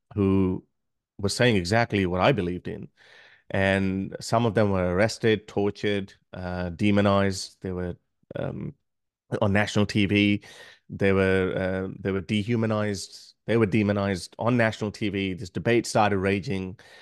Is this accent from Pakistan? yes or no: yes; Pakistan; moved away as an adult; now in Australia; being a Pakistani